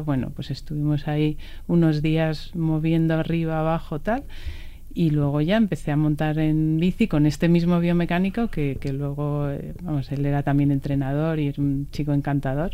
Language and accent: Spanish; Villaviciosa de Odón, Community of Madrid, Spain; mi pueblo Villaviciosa de Odón.